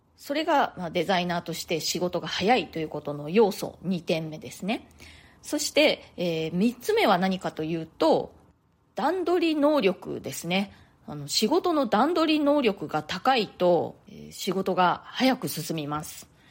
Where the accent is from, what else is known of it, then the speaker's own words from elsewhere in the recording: Japan; moved away as an adult; now in New York, United States; 私は日本で生まれ育ったんですけれども大人になってからの生活のほとんどをもうアメリカ、まあ、ニューヨークで過ごしているんですね